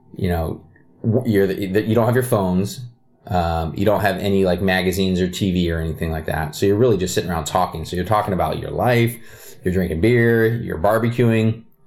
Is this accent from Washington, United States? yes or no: yes; Kirkland, Redmond area, Washington, United States; also born or lived in Ohio; I still live like five miles from where I grew up